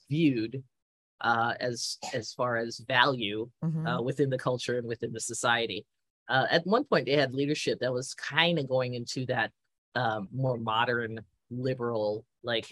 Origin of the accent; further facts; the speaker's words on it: United States; As an American looking in.